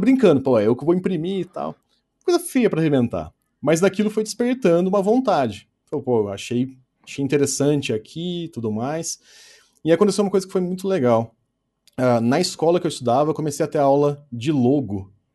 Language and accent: Portuguese; Pouso Alegre, Minas Gerais, Brazil; aonde eu moro, próximo da minha família, próximo de onde eu nasci